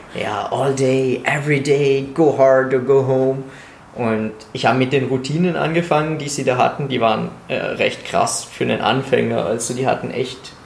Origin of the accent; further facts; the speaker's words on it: Italy; moved away; ich komme aus Italien